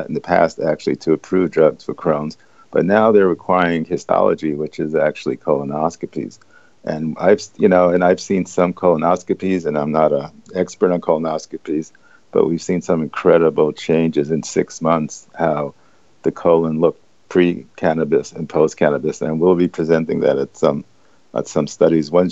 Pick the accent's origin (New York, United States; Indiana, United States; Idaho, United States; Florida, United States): New York, United States; New York City; I grew up in the East Village